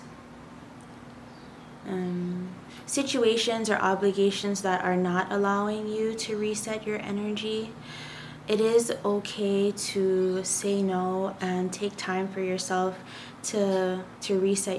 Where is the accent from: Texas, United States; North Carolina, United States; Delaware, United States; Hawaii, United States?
Hawaii, United States; I am from Hawaii, and I did grow up in Hawaii, born and raised.